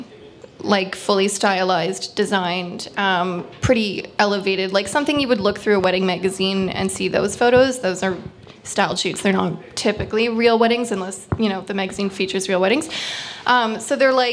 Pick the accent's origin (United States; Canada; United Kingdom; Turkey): Canada; East Coast, Atlantic Canada; accent: East Coast; now in Ottawa, Canada; I'm from the East Coast. And perpetually I'm on, and everyone makes fun of my accent